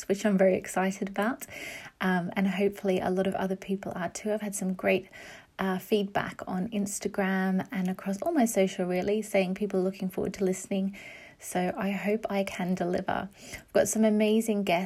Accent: Brisbane, Queensland, Australia; moved away as an adult; also born or lived in England; now in London, United Kingdom; I'm English. So I was born in England, but I just grew up in Australia.

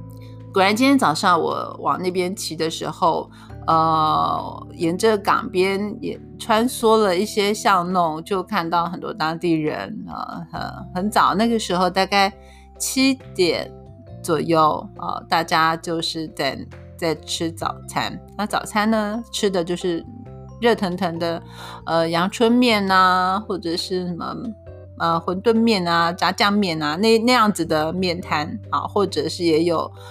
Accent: Keelung, Keelung City, Taiwan; 其实正滨渔港对对我算是当地人来讲，小时候我是念过正滨国小的啊，因为以前我们家住在就是呃从和平岛出来哦往。

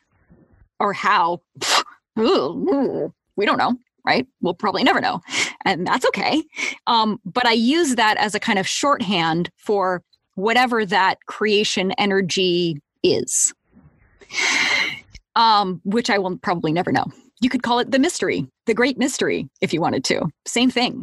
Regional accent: United States; also born or lived in Boulder, Colorado / Seattle area, Washington; I grew up in Boulder and in the Seattle area

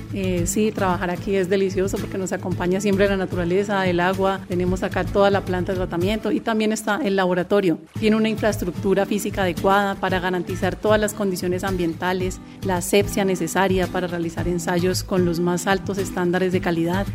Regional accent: Popayán, Cauca, Colombia; soy de Popayán, y me encanta trabajar por esta ciudad

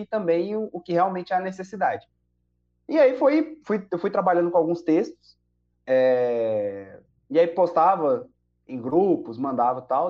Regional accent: Diadema, São Paulo, Brazil; eu cresci numa Assembleia de Deus da periferia em Diadema, lá em São Paulo

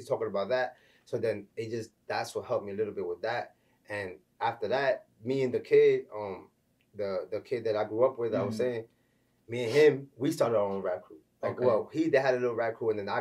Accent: New York City, New York, United States; I'm from the Bronx, New York, you know what I'm saying? Raised in Marble Hill Projects

